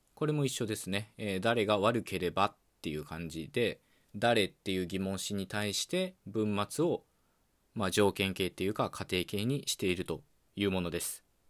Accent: Okayama, Japan; accent: Okayama dialect; first language Okayama dialect of Japanese; 僕の母語である岡山弁

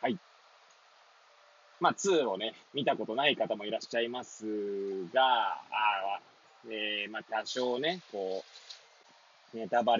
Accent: Hachioji, Tokyo, Japan; now in Kamaishi, Japan; この番組は八王子生まれ八王子育ち震災の前の年から釜石で働くポンコツの頭の中をゆるりと紹介していくそんな番組です。

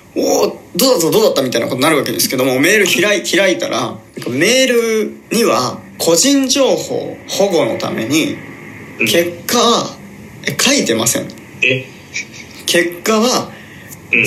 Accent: Shimane, Japan; moved away; 別に島根県出身ですけど

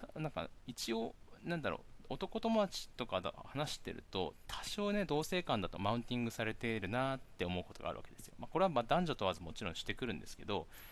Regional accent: Miyakojima, Okinawa, Japan; moved away as an adult; also born or lived in Tokyo; 僕はあの、宮古島から上京しまして

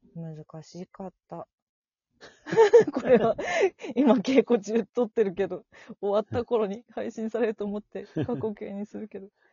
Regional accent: Tokyo, Japan; 私も南氏も東京出身

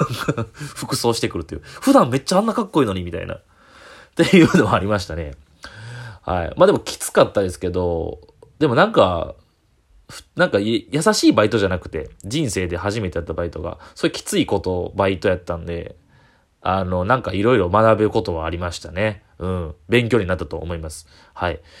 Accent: Kyoto, Japan; 地元京都の、えー、ホテルの、えー、バイト

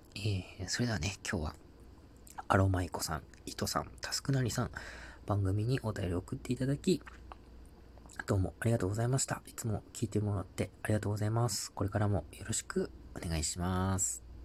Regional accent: Tohoku, Japan; 僕東北の出身なんですけど

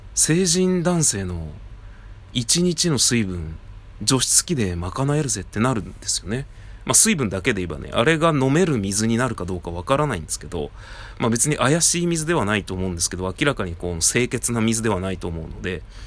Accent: Tajimi, Gifu, Japan; moved away as an adult; also born or lived in Nagano; 僕の実家は、岐阜県の多治見というところなんですが

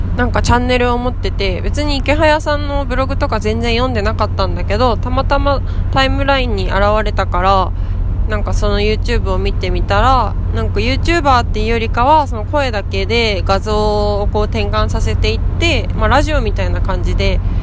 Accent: Sendai, Miyagi, Japan; moved away as an adult; now in Tōno, Japan; 私の実家の仙台

